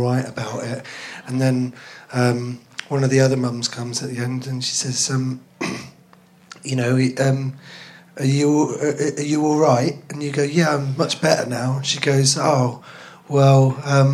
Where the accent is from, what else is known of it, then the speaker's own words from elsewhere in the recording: London, United Kingdom; also born or lived in Plymouth; I grew up in Finsbury Park, so that's north.